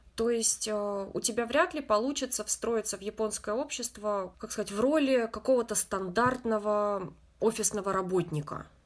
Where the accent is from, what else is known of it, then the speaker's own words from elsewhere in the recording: Russia; now in Japan; я из России